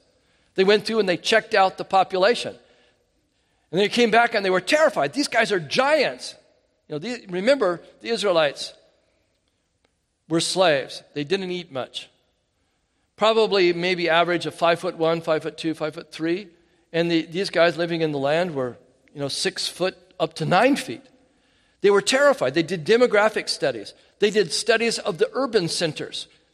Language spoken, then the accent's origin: English; California, United States; also born or lived in South Korea; I'm from California. I'm a Cali boy. Then, you know, the Lord moved us to Korea for 6 years.